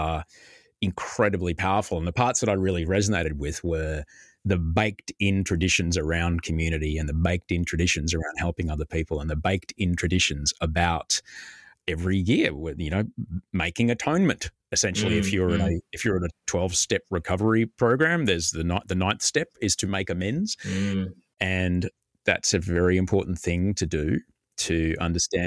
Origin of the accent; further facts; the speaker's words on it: Brisbane, Queensland, Australia; growing up in Brisbane